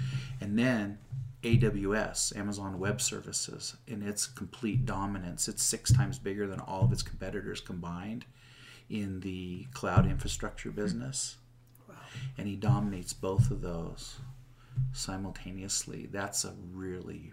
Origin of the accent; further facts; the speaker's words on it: Seattle, Washington, United States; moved away as an adult; now in Utah, United States; I'm from Seattle